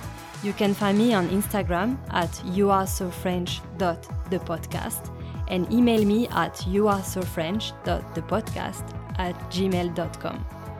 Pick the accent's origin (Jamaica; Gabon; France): France; now in Melbourne, Australia